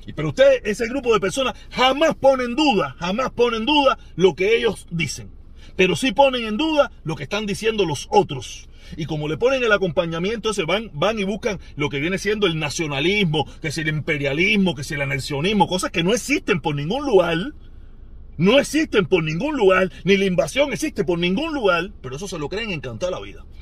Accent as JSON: {"language": "Spanish", "country": "Cuba", "moved": "yes"}